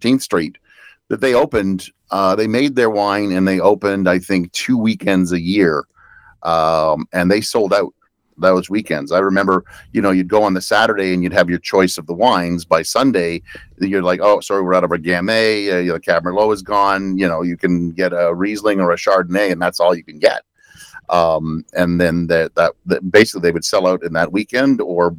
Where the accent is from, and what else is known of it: Canada